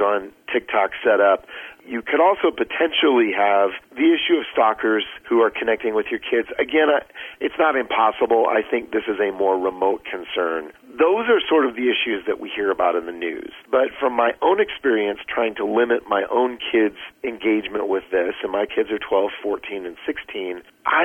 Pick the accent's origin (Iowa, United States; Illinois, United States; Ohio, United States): Iowa, United States; I grew up in Iowa